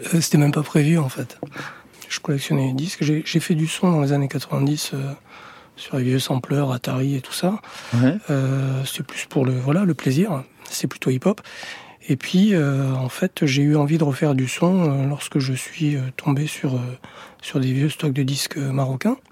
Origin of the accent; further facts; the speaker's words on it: France; moved away; also born or lived in Ménilmontant, Paris / Valencia, Spain; Moi, je suis né en France. Euh, je me sens français.